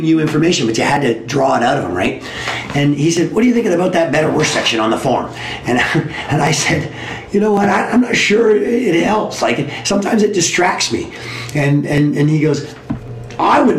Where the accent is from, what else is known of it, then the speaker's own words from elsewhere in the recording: Southern Ontario, Canada; I'm from Southern Ontario.